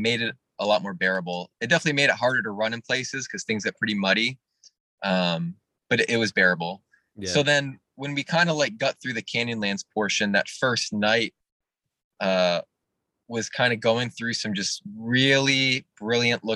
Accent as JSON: {"language": "English", "area": "New England", "region": "Vermont", "country": "United States", "tie": "born or raised there", "said": "I'm from New England, so like I'm used to like really good foliage, and I don't think I have seen foliage that beautiful since I was like a kid in Vermont"}